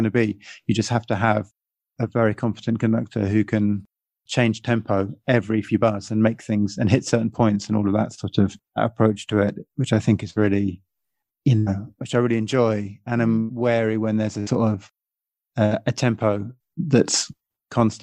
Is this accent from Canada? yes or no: no; England, United Kingdom; being English